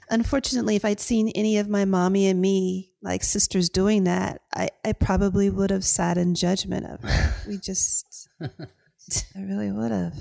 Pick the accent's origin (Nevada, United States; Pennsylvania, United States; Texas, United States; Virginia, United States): Virginia, United States; Hampton; accent: Southern drawl; moved away as an adult; also born or lived in Athens, Georgia / Las Vegas; when we moved from Athens, Georgia to the Chesapeake Bay area of Virginia, it was for opportunities. My father um, started a small business in Hampton